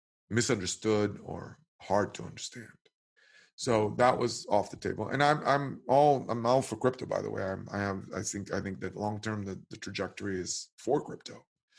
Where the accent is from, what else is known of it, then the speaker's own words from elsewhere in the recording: Israel; Mezu means cash in Hebrew. Actually, it's the first two syllables of the word cash. Obviously, I'm from Israel.